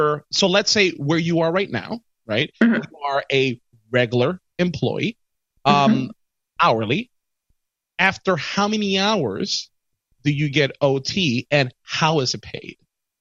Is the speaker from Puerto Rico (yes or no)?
yes; Puerto Rico; accent: Puerto Rican; me being from Puerto Rico?